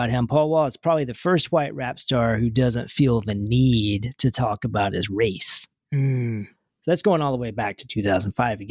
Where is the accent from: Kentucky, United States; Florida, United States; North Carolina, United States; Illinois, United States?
Kentucky, United States; Louisville; my hometown of Louisville